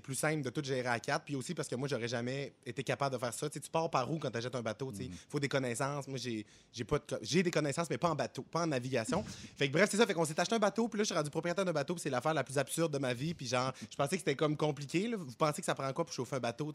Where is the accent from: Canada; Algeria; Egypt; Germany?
Canada; Quebec; also born or lived in Plateau Mont-Royal, Montreal; now in Montreal, Canada; je viens de Saguenay-Lac-Saint-Jean. Mon père a eu des bateaux quand j'étais jeune